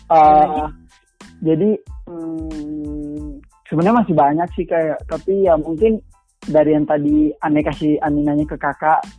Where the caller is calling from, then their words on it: Maluku, Indonesia; di daerah saya tuh kayak yang di daerah saya kan Maluku ya itu sekarang lagi langkah minyak tanah tuh kak